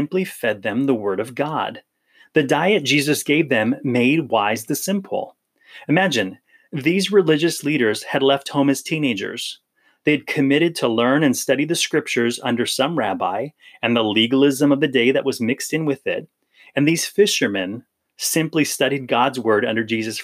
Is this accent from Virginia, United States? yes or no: no; Hawaii, United States; I grew up in Hawaii, so this church was in Hawaii